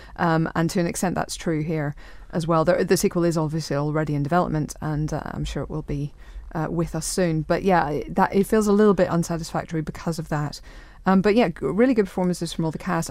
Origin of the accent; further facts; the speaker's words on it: Northern Ireland, United Kingdom; as a Northern Irish person